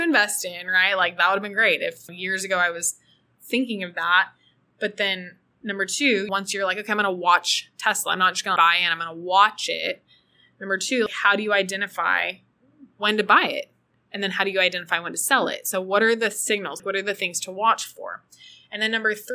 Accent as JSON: {"language": "English", "town": "Austin", "region": "Texas", "country": "United States", "tie": "born or raised there", "moved": "as an adult", "lives_now": "El Salvador", "said": "I loved growing up in Austin. I'm so proud to be from Austin"}